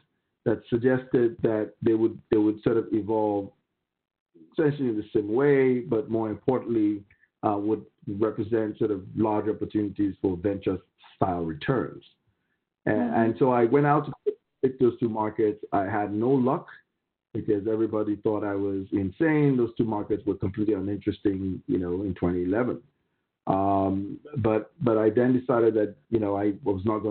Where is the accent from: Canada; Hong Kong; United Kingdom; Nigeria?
Nigeria; moved away as an adult; also born or lived in Pennsylvania, United States; I was raised in Nigeria, graduated as a lawyer, started out my career as an oil and gas lawyer as well as a corporate lawyer